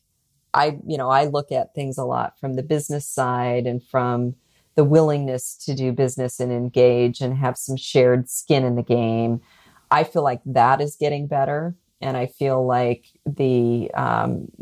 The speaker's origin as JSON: {"language": "English", "country": "United States", "said": "as an American"}